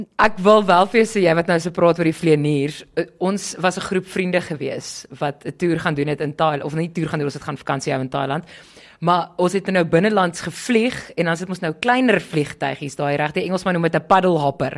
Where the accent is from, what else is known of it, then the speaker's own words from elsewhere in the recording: South Africa; ons is, ons kom van Suid-Afrika af